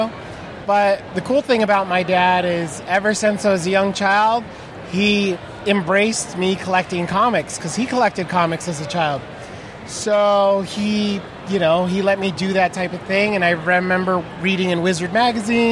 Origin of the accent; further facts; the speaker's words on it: Southern California, United States; now in Tucson, United States; I'm originally from Southern California, and I've been in Tucson about the last 8